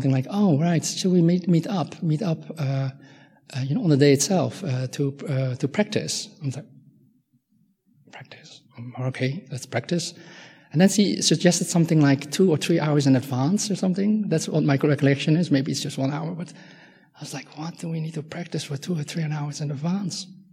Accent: Netherlands; English is a second language; moved away as an adult; I'm Dutch, and I grew up in Holland

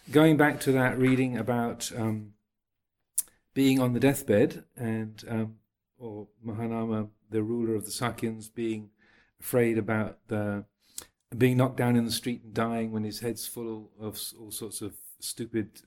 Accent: United Kingdom; accent: English; People often think my accent is is um, not English anymore, but I often get asked if I'm South African or Australian or American.

